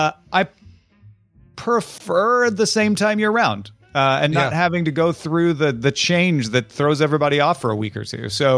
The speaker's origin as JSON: {"language": "English", "region": "Central Time Zone", "country": "United States", "tie": "born or raised there", "moved": "yes", "said": "I grew up in Central Time. I always feel like we were trained from birth to convert Eastern to Central."}